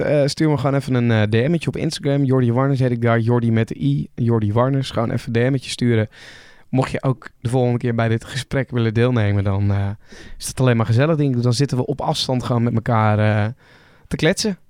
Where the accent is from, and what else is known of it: Netherlands